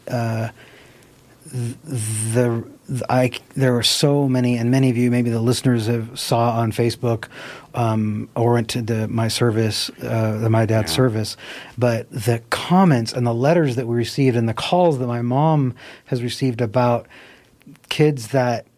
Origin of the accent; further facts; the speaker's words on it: Nevada City, California, United States; also born or lived in Sacramento; I grew up on Banner Mountain, and then um, and then we moved to Ridge Road when I was ten years old